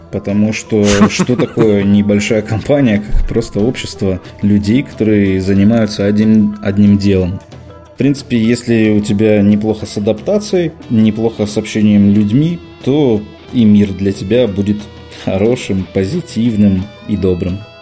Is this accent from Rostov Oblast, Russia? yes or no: yes; Rostov-on-Don, Rostov Oblast, Russia; also born or lived in Moscow, Russia; now in Minsk, Belarus; я изначально из Ростова-на-Дону, но ну, а потом из Москвы, где я жил и работал шесть с половиной лет